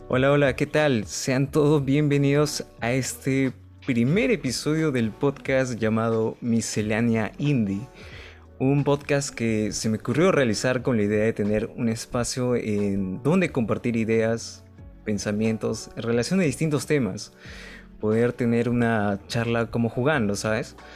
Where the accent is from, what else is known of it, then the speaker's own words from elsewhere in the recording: Lima, Peru; Somos de Lima, Perú